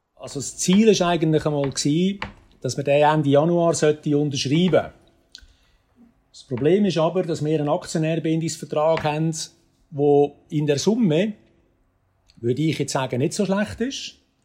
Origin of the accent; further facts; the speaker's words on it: Aarau, Aargau, Switzerland; ich bin in Zarau aufgewachsen und zwar äh, vom Brücklifeld und neben der Kunsteisbahn Aarau